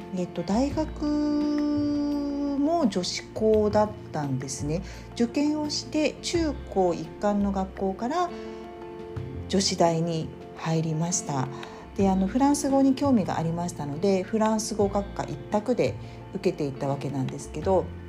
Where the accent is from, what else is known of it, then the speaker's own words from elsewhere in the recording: Japan; 日本で生まれ育った私